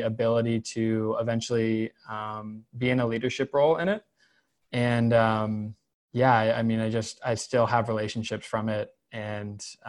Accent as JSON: {"language": "English", "town": "Concord", "region": "North Carolina", "country": "United States", "tie": "born or raised there", "also_born_or_lived": "Winston-Salem, North Carolina / Chapel Hill, North Carolina", "said": "I am originally from North Carolina, was born in Winston-Salem, grew up in the Concord area near Charlotte"}